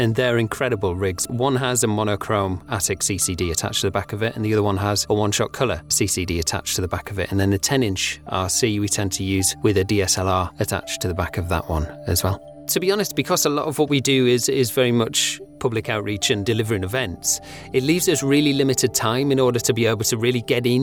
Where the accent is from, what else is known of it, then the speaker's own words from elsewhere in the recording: Pontefract, Yorkshire and the Humber, United Kingdom; I grew up in Pontefract in West Yorkshire